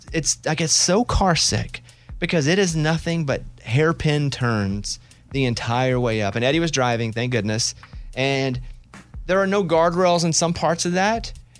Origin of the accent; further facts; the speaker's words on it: Mountain Pine, Arkansas, United States; Listen, I grew up in Mountain Pine, Arkansas. We had pines. We had big pines.